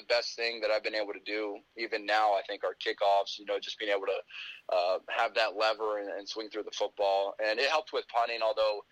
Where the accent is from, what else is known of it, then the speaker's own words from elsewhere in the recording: Decatur, Georgia, United States; I'm from Decatur, Georgia. Grew up a Georgia Tech basketball fan